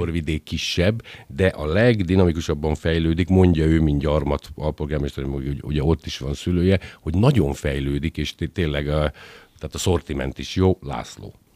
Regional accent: Győr, Győr-Moson-Sopron, Hungary; lokálpatrióta győriként

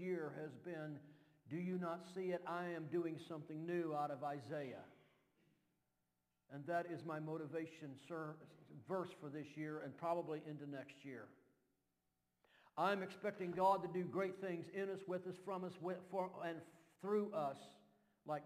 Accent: Kentucky, United States; accent: Kentucky drawl; I'm still from Kentucky. And y'all can get used to this Kentucky drawl

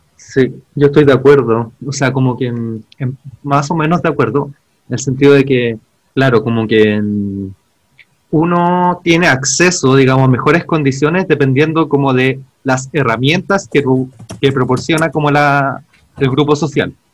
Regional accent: Santiago, Santiago Metropolitan Region, Chile; now in Ñuñoa, Chile; soy de Pudahuel

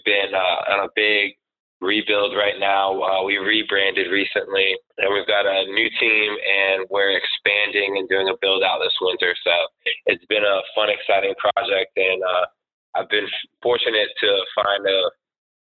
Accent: Winston-Salem, North Carolina, United States; moved away as an adult; also born or lived in Charleston, South Carolina; now in Rhode Island, United States; I'm from North Carolina originally, same place where y'all are, Winston-Salem.

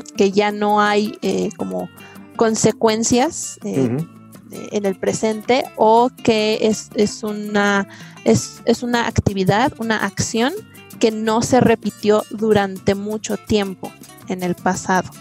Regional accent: Mexico City, Mexico; Yo soy de la Ciudad de México

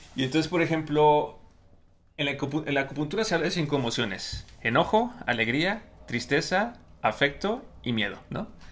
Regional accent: Mexico; desde mi propia experiencia de vida como hombre mexicano

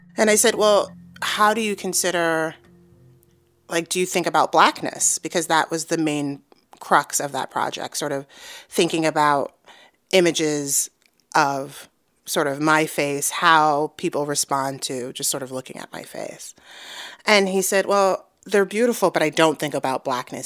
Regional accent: New York City, New York, United States; moved away as an adult; also born or lived in St. Louis / New Mexico; I grew up in Harlem, uh, New York

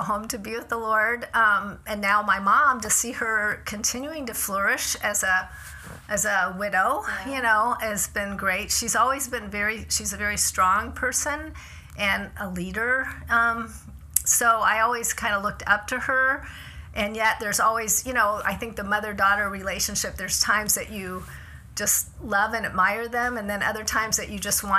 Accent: Tampa, Florida, United States; moved away as an adult; I grew up in Florida, and she's still there, lives in, you know, the same, in Tampa where I grew up.

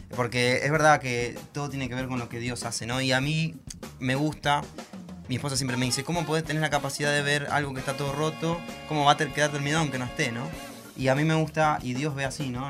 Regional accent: Monte Grande, Buenos Aires Province, Argentina; yo soy de Montelande

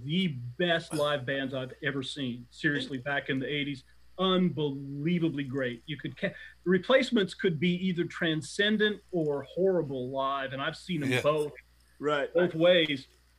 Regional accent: Iowa, United States; I grew up in Iowa

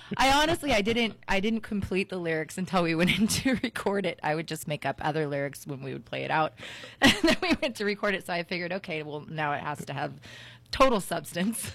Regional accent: Southern California, United States; I was an angry teenager growing up in Southern California

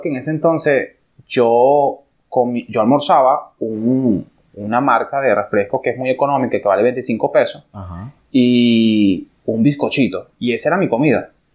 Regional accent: Venezuela; moved away as an adult; now in Dominican Republic; soy venezolano

